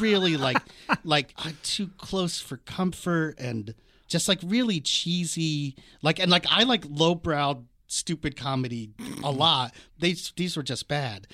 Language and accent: English; Washington, District of Columbia, United States; also born or lived in New York; now in Los Angeles, United States; I grew up on the East Coast in Washington, D C.